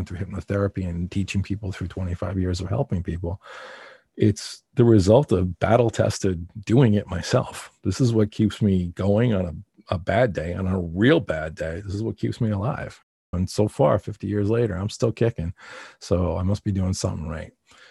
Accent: East Coast, United States; I come from the East Coast and I have a certain way of talking

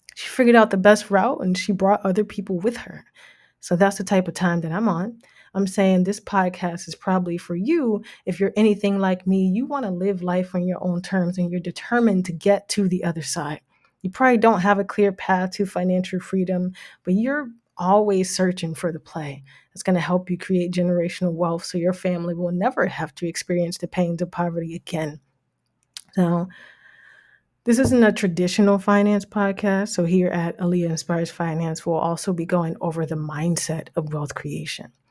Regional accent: Jersey City, New Jersey, United States; moved away as an adult; now in Toronto, Canada; I'm actually from the States, grew up in Jersey City, New Jersey

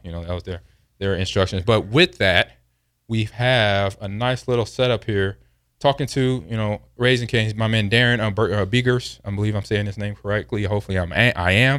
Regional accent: Los Angeles, California, United States; I grew up in Los Angeles

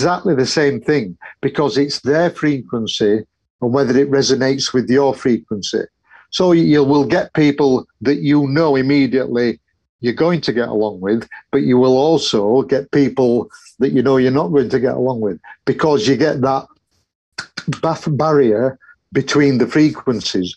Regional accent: Yorkshire and the Humber, United Kingdom; I'm a Yorkshireman

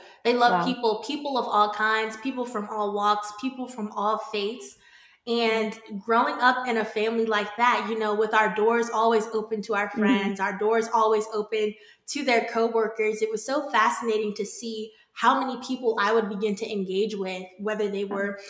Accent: Northern Virginia, United States; born and raised in Virginia, Northern Virginia, for anyone that's not really familiar with the area, just a few minutes outside of Washington, D.C.

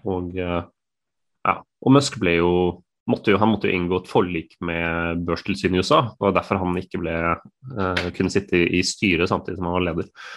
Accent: Norway; som nordmenn

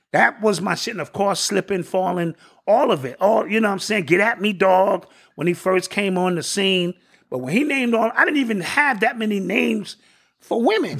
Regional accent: New York, United States; I'm born and raised in New York

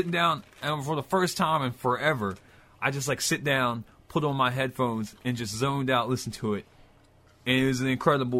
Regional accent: West Virginia, United States; the area that we're from, West Virginia, borders Virginia

